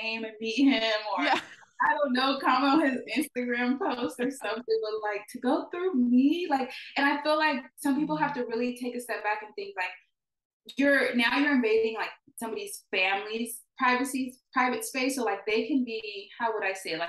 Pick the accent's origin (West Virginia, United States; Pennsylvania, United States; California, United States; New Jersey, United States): California, United States; Los Angeles; moved away as an adult; also born or lived in Texas; we're all from Los Angeles